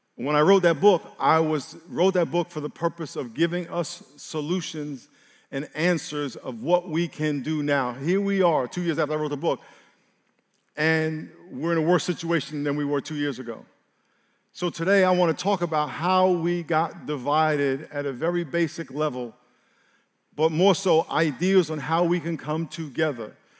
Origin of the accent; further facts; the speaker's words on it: New York, United States; I grew up in New York